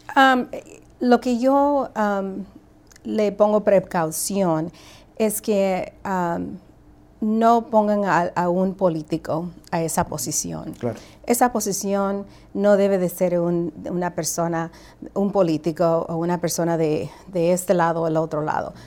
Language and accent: Spanish; Guatemala; now in United States; yo nací en Guatemala